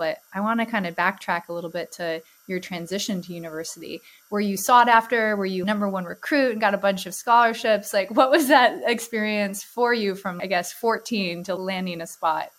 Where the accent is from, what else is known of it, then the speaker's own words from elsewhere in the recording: Alaska, United States; my home state, Alaska